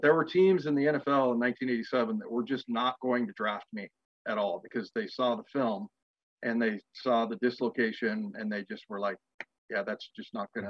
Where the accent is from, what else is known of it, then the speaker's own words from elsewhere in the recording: Reno, Nevada, United States; also born or lived in San Diego; I was born in San Diego, and he went to Humboldt State and got his forestry degree. So we lived in a lot of small towns, but we finally settled down in Reno for my high school years.